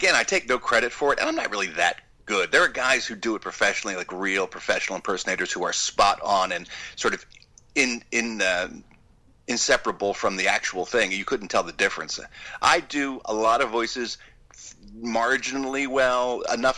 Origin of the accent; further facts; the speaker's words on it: Philadelphia, Pennsylvania, United States; there was a show growing up in Philadelphia. They had an afternoon horror show